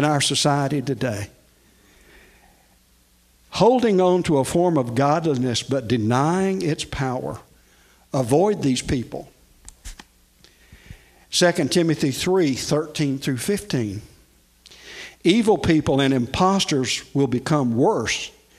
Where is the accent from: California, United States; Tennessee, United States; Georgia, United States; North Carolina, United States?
Tennessee, United States; Nashville; I grew up in Nashville, and oh, by the way, I'm a Tennessean.